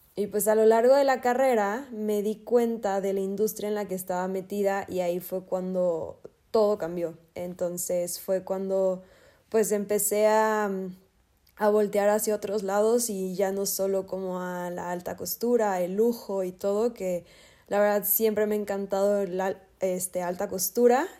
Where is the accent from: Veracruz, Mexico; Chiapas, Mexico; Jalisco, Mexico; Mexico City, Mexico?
Jalisco, Mexico; Guadalajara; soy de Guadalajara, Jalisco